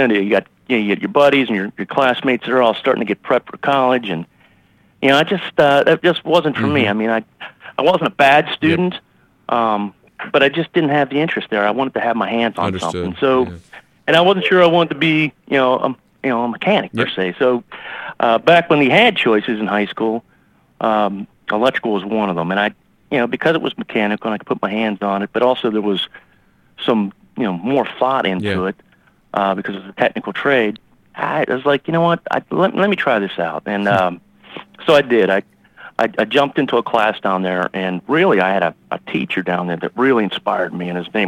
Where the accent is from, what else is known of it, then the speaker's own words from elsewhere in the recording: Pittsburgh, Pennsylvania, United States; born there; So I was actually born in Pittsburgh. Pennsylvania.